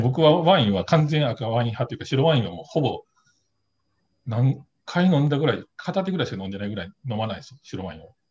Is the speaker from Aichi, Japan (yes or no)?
no; Kobe, Hyogo, Japan; 地元神戸の酒蔵